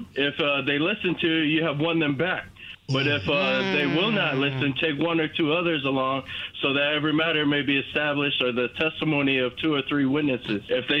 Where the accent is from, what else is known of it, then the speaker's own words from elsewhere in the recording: Maui, Hawaii, United States; now in Centreville, United States; I'm originally from Maui. I live here in Centerville, Virginia.